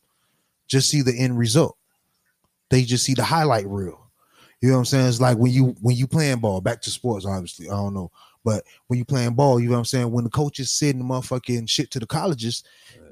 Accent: Florida, United States; Bitch, I'm from Florida.

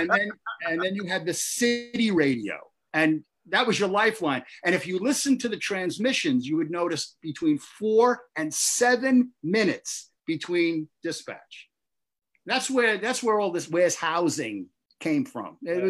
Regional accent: Brooklyn, New York, United States; born or raised there

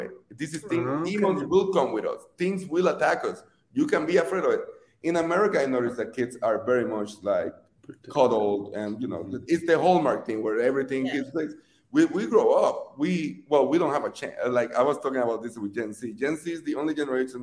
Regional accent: Puerto Rico; moved away as an adult; now in United States; I'm not first generation, I'm the immigrant. I was born and raised in Puerto Rico

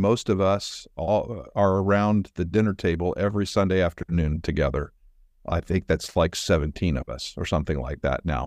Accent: Oregon, United States; moved away as an adult; also born or lived in Chicago; now in Kansas City, United States; I grew up actually in Oregon

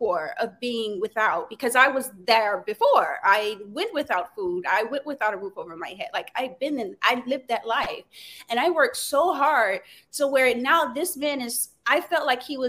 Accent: Louisiana, United States; I'm from born and raised in Louisiana.

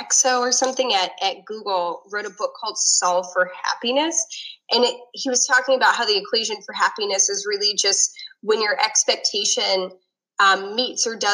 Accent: Northeast, United States; I grew up in the Northeast

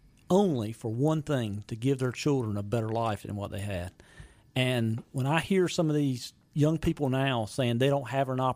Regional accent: the South, United States; growing up in the South. I'm in my mid-50s.

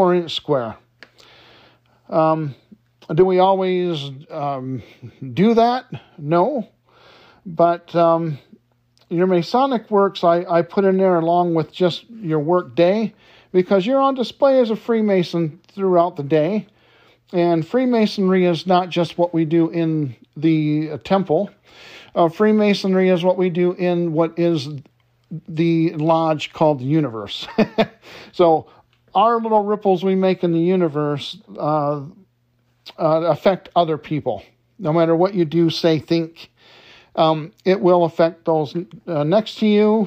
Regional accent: Detroit, Michigan, United States; born or raised there

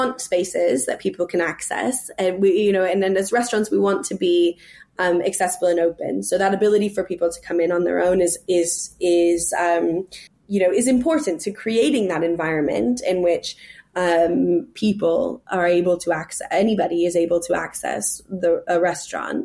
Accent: California, United States; moved away as an adult; also born or lived in New York City; now in England; I'm from California

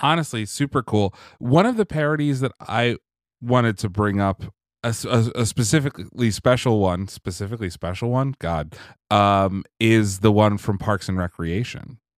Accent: Pennsylvania, United States; where I grew up in Pennsylvania

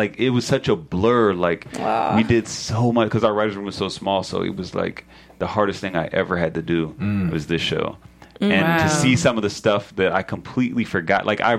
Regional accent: Atlanta, Georgia, United States; I'm from Atlanta

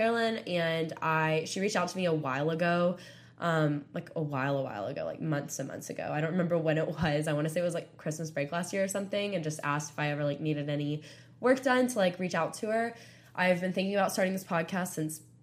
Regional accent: Panama City Beach, Florida, United States; moved away as an adult; now in Tuscaloosa, United States; I'm from Panama City Beach, Florida

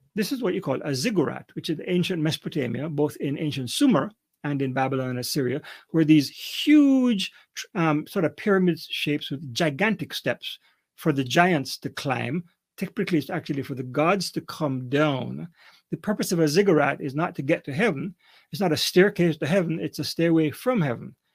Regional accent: Kingston, Jamaica; moved away as an adult; also born or lived in Canada; I'm a Jamaican, grew up in Kingston, Jamaica

